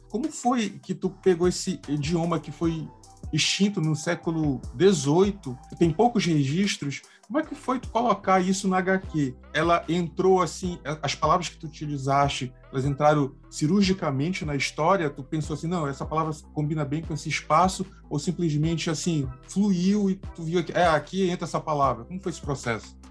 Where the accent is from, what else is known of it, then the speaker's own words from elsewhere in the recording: Pará, Brazil; eu, como paraense